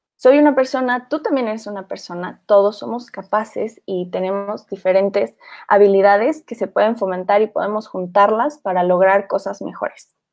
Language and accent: Spanish; Mexico; como mexicanos